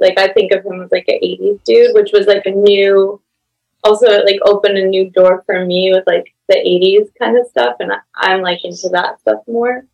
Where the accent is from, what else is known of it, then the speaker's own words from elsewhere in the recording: Spring, Texas, United States; now in Greenport, United States; where I grew up in Spring, Texas